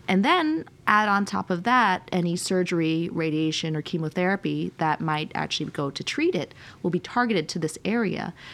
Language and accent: English; United States; We grew up kind of all over the United States, um, but uh, most recently, my parents are in New York, and I did a lot of my training on the East Coast.